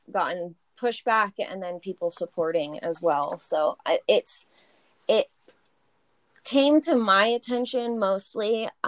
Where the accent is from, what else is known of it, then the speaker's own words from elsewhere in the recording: Boise, Idaho, United States; So we grew up in a high school and a junior high that had this amazing, it was called the ELL program.